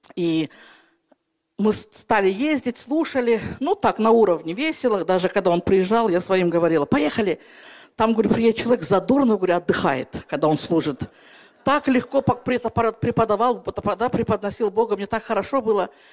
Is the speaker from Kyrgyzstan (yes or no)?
yes; Kyrgyzstan; Я сама из Киргизии